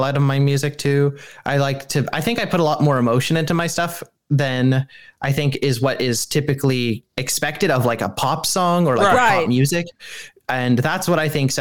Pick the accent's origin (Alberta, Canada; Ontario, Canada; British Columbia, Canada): British Columbia, Canada; Port Moody; I am a furry from Vancouver, Canada, or for people that are local, Port Moody, not actually Vancouver